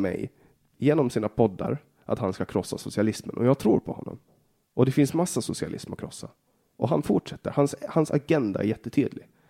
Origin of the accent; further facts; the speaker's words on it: Åland Islands; Jag är född på Åland och bara Åland